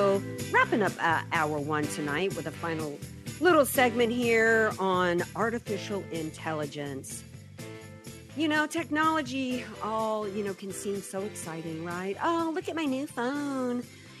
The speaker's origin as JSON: {"language": "English", "region": "the South", "country": "United States", "tie": "born or raised there", "said": "I mean, I grew up in the South. Almost everybody had dark hair and brown eyes, and everybody was more tan."}